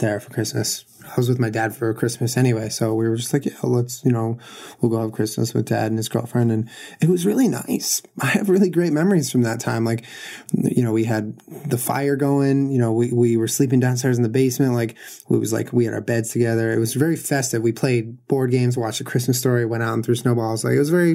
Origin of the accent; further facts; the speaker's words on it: Southern California, United States; I grew up in Southern California